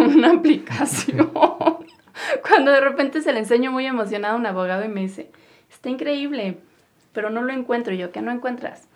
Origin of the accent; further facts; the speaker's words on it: Mexico; nosotros somos mexicanos